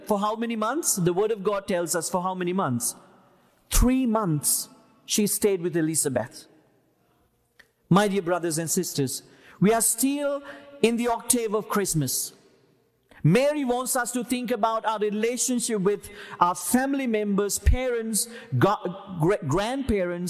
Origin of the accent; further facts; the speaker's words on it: Sri Lanka; now in United States; where I am from Sri Lanka